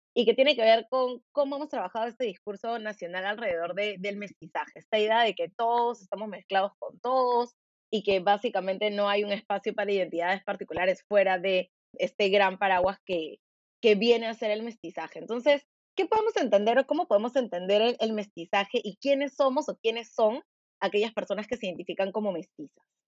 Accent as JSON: {"language": "Spanish", "country": "Peru"}